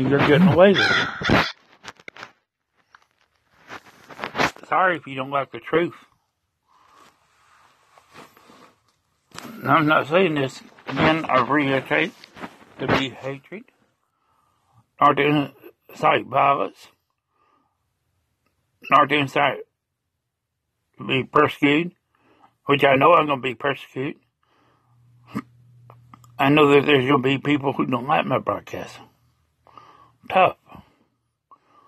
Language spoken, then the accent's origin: English; United States; I'm an American